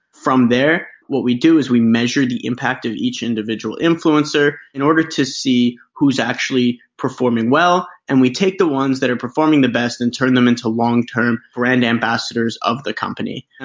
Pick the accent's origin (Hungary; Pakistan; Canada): Canada; also born or lived in United States; A little bit about myself. Uh, I grew up in Canada. I lived most of my life bouncing around between Canada and the United States.